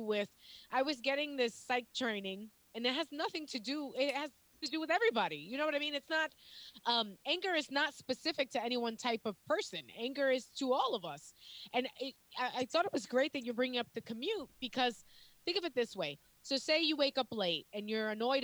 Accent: New York, United States

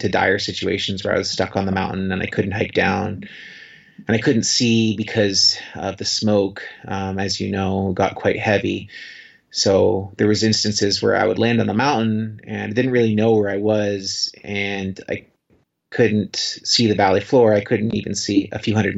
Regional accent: Canada; I'm Canadian

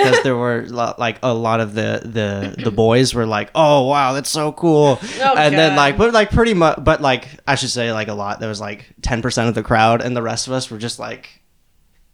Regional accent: Seattle, Washington, United States; moved away; I grew up in Seattle

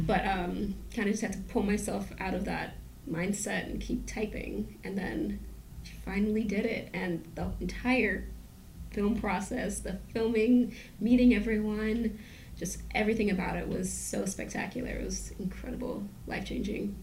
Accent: New York City, New York, United States; I was born and raised in Brooklyn.

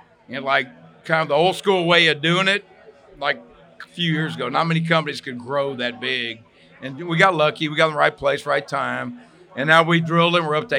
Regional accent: Texas, United States; So I'm from Texas

